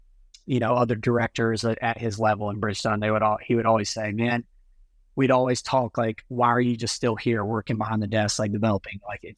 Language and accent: English; Italy; My mom, I grew up in Italy. My mom was Italian and she was more like kind of free spirited, I guess.